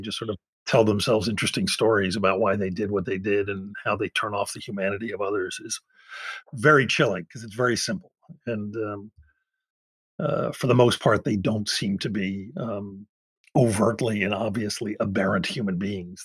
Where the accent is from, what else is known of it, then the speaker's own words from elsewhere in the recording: United States; I'm I'm so American